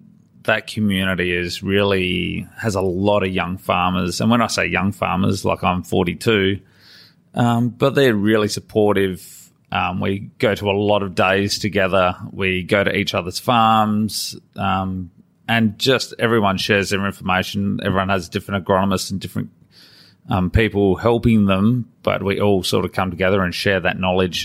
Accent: Adelaide, South Australia, Australia; And I grew up in Adelaide, and I joined the Air Force at 21.

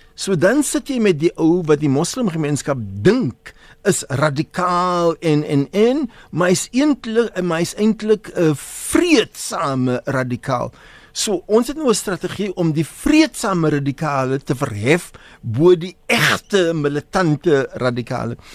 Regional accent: South Africa; ons is hier vir uh, meer as 360 jaar in Suid-Afrika. Ons is Suid-Afrikaners

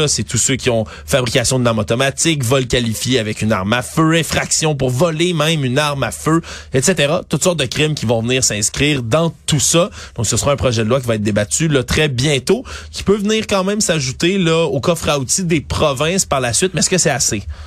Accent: Montreal, Quebec, Canada; en tant que Montréalais

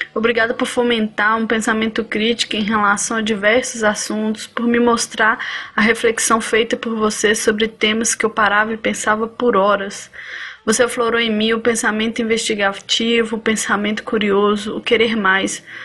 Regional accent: Belo Horizonte, Minas Gerais, Brazil; sou de Belo Horizonte, Minas Gerais

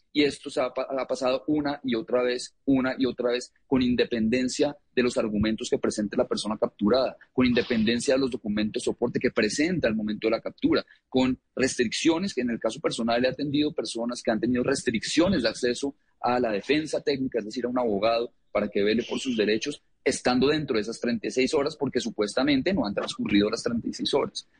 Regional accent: Colombia; yo soy colombiano

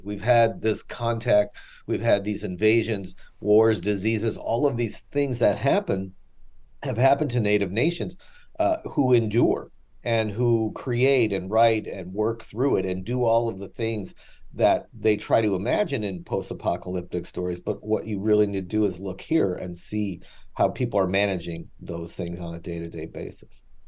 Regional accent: Chicago, Illinois, United States; I'm from Chicago

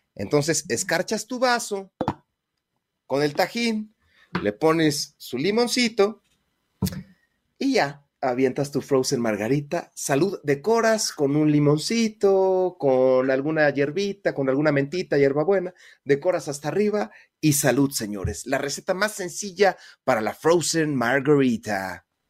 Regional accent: Mexico; uno como mexicano

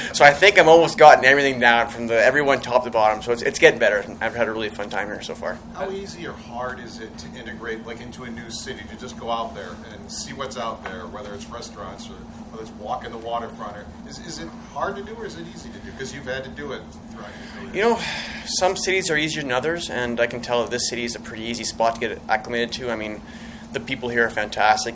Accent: Edmonton, Alberta, Canada; moved away; also born or lived in California; I was born in Edmonton, um, grew up there

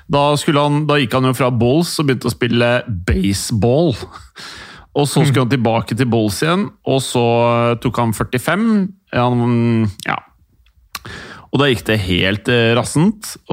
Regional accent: Norway; Man var stolt som nordmann av å ha Rosenborg

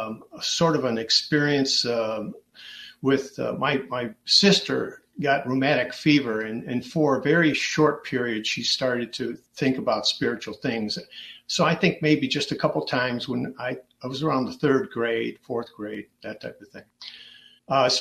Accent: Dearborn, Michigan, United States; I was born right here in Dearborn, and it was back in 1954

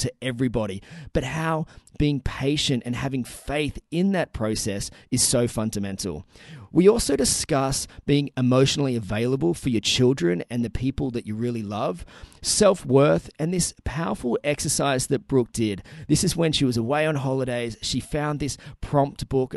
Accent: Newcastle, New South Wales, Australia; my hometown here of Newcastle

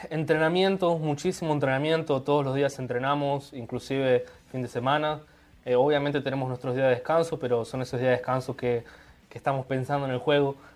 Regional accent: Brazil; Spanish is a second language; La hinchada es un poco difícil para nosotros porque somos de, de Brasil

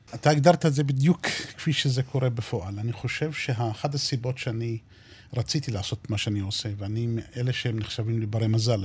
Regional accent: southeast of Beersheba, near present-day Nevatim, Negev, Southern District, Israel; אז גרנו באזור שהיה דרומית, אה, מזרחית לעיר- לעיר באר שבע. איפה שנמצא היום יישוב נבטים, בדרום. שם נולדתי וגדלתי

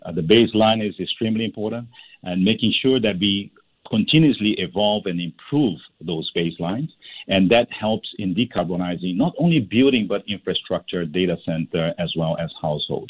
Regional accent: Singapore; as a Singaporean

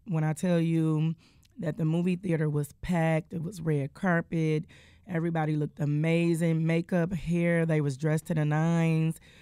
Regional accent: Detroit, Michigan, United States; I am born and raised in Detroit, Michigan.

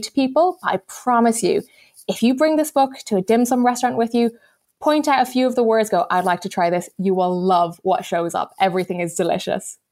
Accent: Hong Kong; moved away; I grew up in Hong Kong

